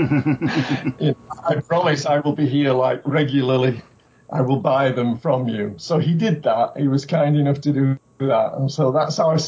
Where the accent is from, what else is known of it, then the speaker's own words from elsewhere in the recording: United Kingdom; now in Japan; I'm originally from Britain